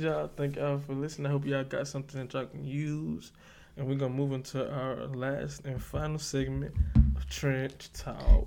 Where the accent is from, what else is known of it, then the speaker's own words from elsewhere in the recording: the South, United States; I'm from the South